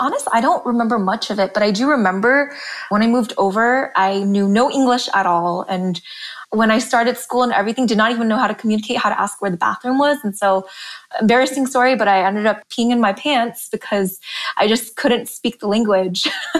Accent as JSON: {"language": "English", "town": "Los Angeles", "region": "California", "country": "United States", "tie": "born or raised there", "also_born_or_lived": "Jakarta, Indonesia / Berkeley, California", "moved": "as an adult", "lives_now": "Indonesia", "said": "I was born in Jakarta, and was here up until the 98 riots. And it was about then that my family decided to move to the United States. So we all packed, headed over to LA, and spent the majority of my childhood in Los Angeles."}